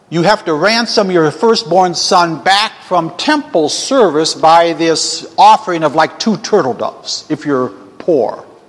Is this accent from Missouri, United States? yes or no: no; Ypsilanti, Michigan, United States; Ypsilanti would be my hometown